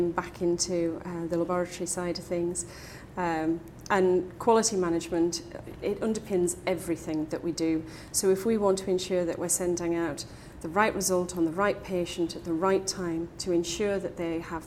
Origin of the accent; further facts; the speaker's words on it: Newcastle upon Tyne, North East England, United Kingdom; As a Geordie